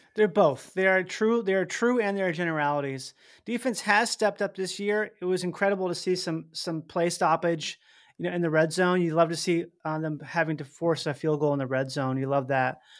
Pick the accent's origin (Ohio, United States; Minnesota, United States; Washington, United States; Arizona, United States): Minnesota, United States; I grew up in Minnesota